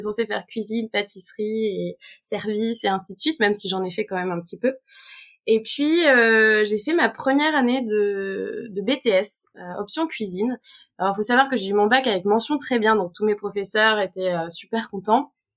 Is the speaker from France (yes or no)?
yes; Auvergne-Rhône-Alpes, France; je suis née en Auvergne